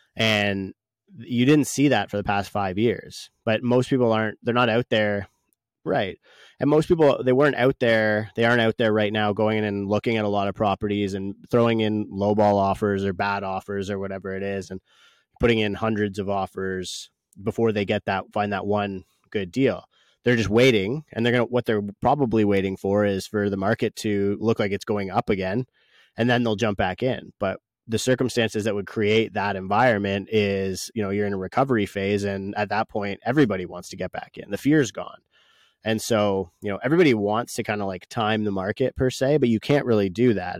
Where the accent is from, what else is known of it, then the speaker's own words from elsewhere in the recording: Canada; as a Canadian